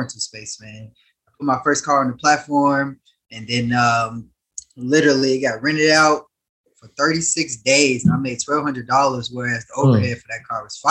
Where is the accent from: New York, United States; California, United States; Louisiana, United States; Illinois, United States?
Illinois, United States; Harvey; I was born in Harvey, Illinois, a small suburb outside of, in the south side of Chicago